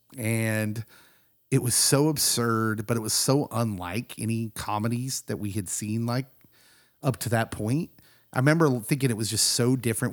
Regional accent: Kansas, United States; as a young kid growing up in Kansas

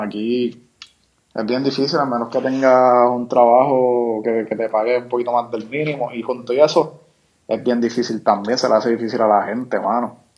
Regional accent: Puerto Rico; somos ciudadanos americanos

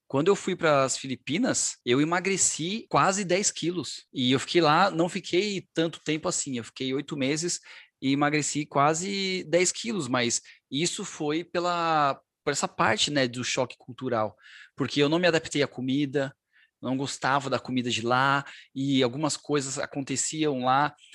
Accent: Brazil; moved away as an adult; also born or lived in Middle East; quando eu saí do Brasil, né, e fui para o Oriente Médio pela primeira vez

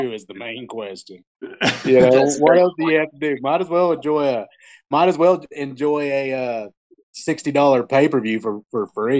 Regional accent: Oklahoma, United States; I'm from the … side of Oklahoma.

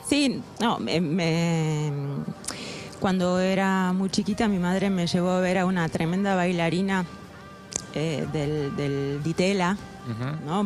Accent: La Plata, Buenos Aires Province, Argentina; Yo nací en La Plata

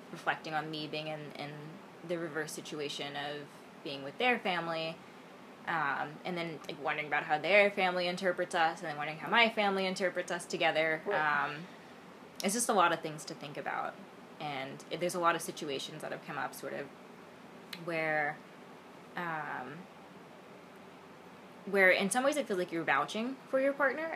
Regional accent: Memphis, Tennessee, United States; moved away; when I returned to Memphis, I'm from the South, and like, when I returned to home to my parents

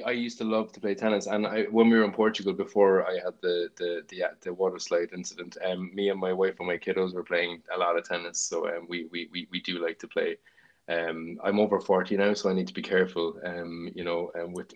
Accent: Cork, Munster, Ireland; I'm from Ballyvlan in Cork, and there was a stream near our school

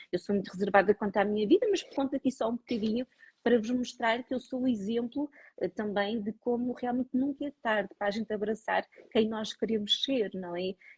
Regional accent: Lisbon, Portugal; moved away as an adult; also born or lived in Douro (family); now in northern Portugal; eu sou natural de Lisboa, estou aqui na região ah, há 5 anos.

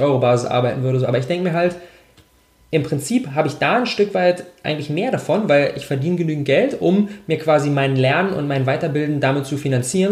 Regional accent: Berlin, Germany; ich bin, ich bin 26 Jahre alt, ich komme aus Berlin

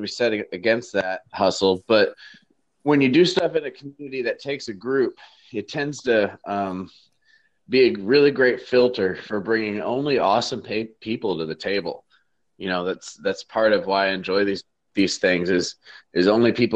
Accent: Michigan, United States; moved away; also born or lived in Chico, California / Fargo, North Dakota; my hometown community in Michigan

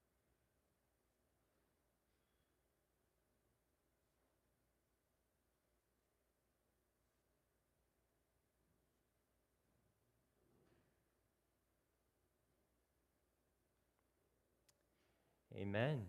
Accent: Canada; we're Canadian

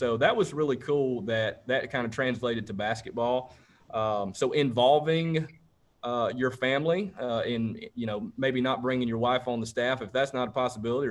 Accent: Rome, Georgia, United States; Rome is actually my hometown.

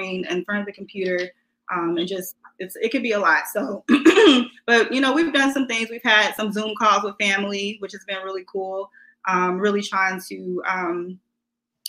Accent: United States; I grew up in Woodlawn

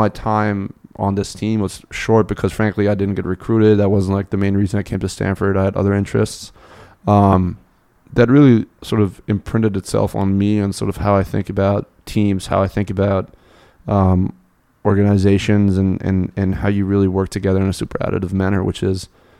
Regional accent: Munich, Bavaria, Germany; So I grew up in Munich.

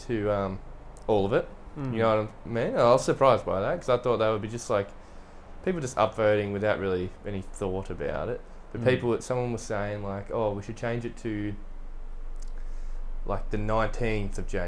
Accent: Australia; as an Australian

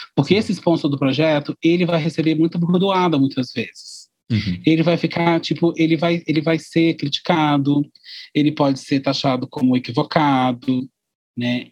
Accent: Brazil; nós somos brasileiros, nós estamos no Brasil

